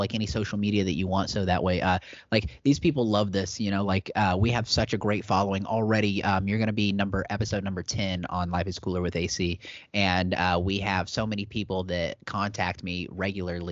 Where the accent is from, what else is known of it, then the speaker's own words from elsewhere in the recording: Wabash, Indiana, United States; moved away; this is my hometown, you know, like my dad is buried on the street that I'm about to headline on